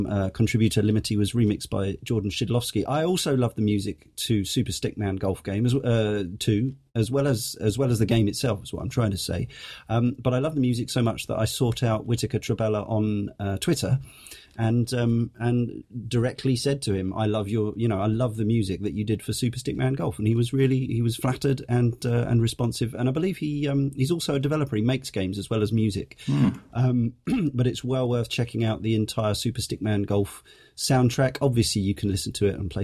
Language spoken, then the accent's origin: English; England, United Kingdom; us puny Englishers